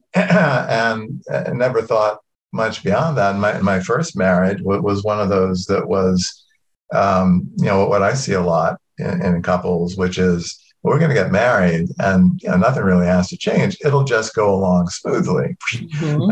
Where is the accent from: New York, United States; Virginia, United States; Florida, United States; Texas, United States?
Virginia, United States; Norfolk; accent: southern; moved away; I come from Norfolk, go back to Norfolk, and all of a sudden my accent would start slipping back into, you know, a, a little bit more southern